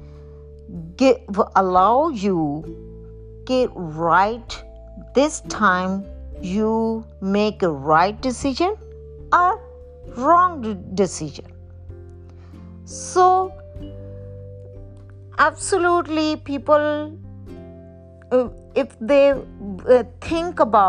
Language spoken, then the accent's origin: English; Pakistan; I was born in Pakistan